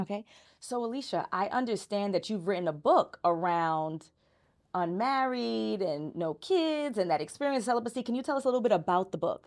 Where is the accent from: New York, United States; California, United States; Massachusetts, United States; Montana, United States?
New York, United States; New York City; I'm from Brooklyn